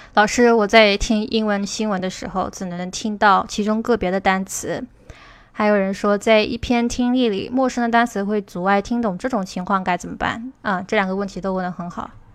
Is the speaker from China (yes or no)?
yes; China; 我们中国人学英语的时候